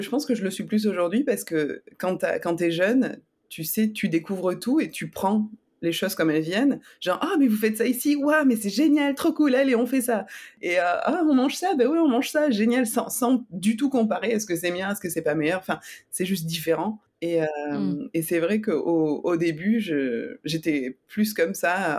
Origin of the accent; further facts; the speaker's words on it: Nîmes, Occitania, France; moved away as an adult; also born or lived in Montpellier / Toulouse / Montreal / Germany; now in San Diego, United States; Alors, j'ai grandi à Nîmes avec ma maman